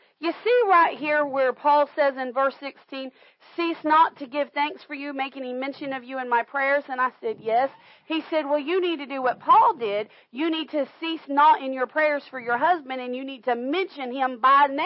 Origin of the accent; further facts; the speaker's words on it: Florida, United States; we grew up in Florida